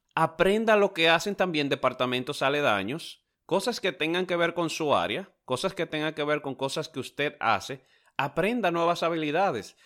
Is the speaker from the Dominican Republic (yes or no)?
yes; Dominican Republic; now in United States; en mi país, en República Dominicana